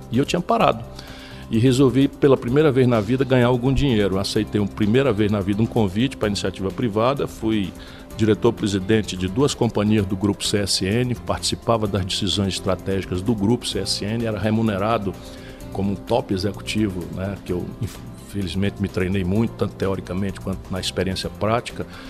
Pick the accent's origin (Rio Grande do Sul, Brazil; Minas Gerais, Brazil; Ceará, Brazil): Ceará, Brazil; Sobral; also born or lived in Pindamonhangaba; Fui criado a minha vida inteira em Sobral